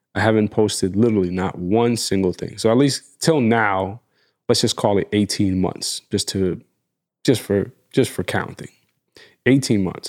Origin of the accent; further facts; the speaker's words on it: New York, United States; we're from New York